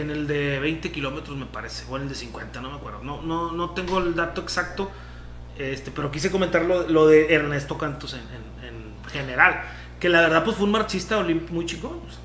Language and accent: Spanish; Mexico; nosotros como mexicanos